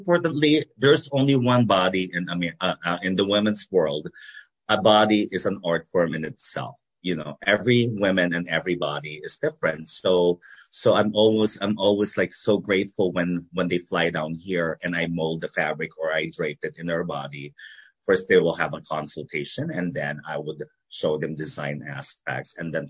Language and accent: English; United States; where I am today because of the people that influenced me and guided me and inspired me, you know, being an American.